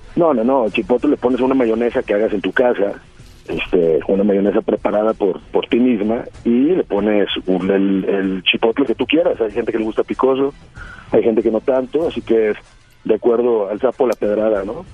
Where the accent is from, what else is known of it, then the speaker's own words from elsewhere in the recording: Tamaulipas, Mexico; accent: Norteño; soy de Tamaulipas